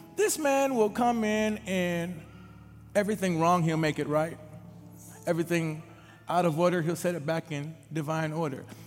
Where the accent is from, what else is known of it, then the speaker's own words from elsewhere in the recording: Minneapolis, Minnesota, United States; about 12 years old, growing up in the Twin Cities of Minneapolis and St. Paul